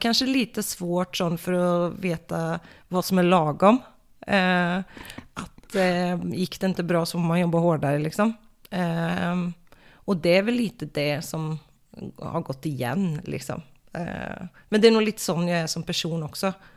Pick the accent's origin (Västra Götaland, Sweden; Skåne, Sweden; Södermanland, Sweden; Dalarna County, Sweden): Västra Götaland, Sweden; Floby; moved away as an adult; also born or lived in Falköping / Oslo, Norway; från början så kommer jag faktiskt från Floby